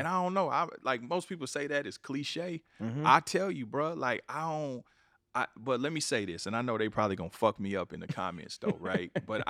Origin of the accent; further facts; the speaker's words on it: Kansas City, Missouri, United States; I'm from the Midwest. {S3} Yeah. {S4} I'm from Kansas City, Missouri.